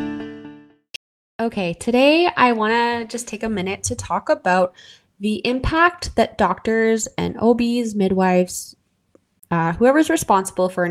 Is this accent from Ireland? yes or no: no; Canada; I'm your Canadian host